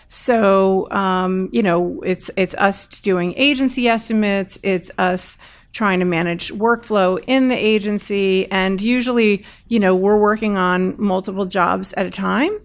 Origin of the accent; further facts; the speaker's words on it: Bergen County, outside New York, New Jersey, United States; I grew up outside of New York in Bergen County